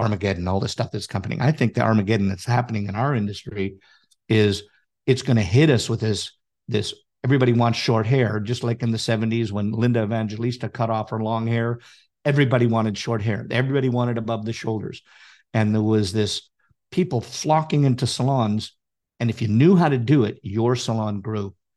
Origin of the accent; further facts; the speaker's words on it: Canada; I'm Canadian